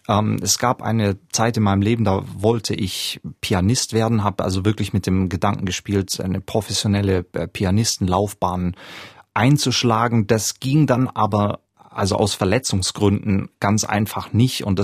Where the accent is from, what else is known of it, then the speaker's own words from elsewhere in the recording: Southern Germany, Germany; Ich komme aus Süddeutschland, wo jedes Dorf so einen Musikverein hat.